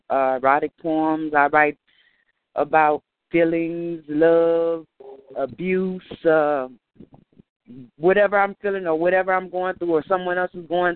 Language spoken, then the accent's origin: English; East St. Louis, Illinois, United States; I'm from East St. Louis, Illinois.